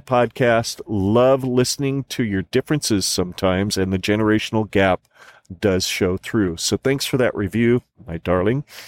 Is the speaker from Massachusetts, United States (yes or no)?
no; Arizona, United States; moved away; Arizona, uh, my home state